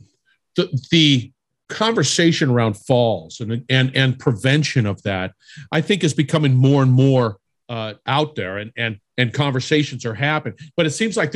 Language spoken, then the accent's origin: English; California, United States; I'm originally from California. We don't have ice there